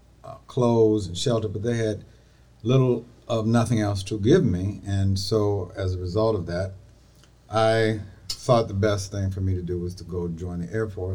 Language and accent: English; Painesville, Ohio, United States; also born or lived in Pittsburgh, Pennsylvania / Dayton, Ohio; as a young boy growing up in Painesville, Ohio, after leaving Pittsburgh